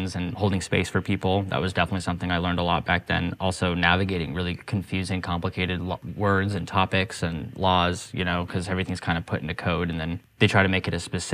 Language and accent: English; Durango, Colorado, United States; moved away as an adult; also born or lived in Denver, Colorado; now in Portland, United States; I'm from Durango, Colorado, which most people are like, where is that? And it's because it's a tiny town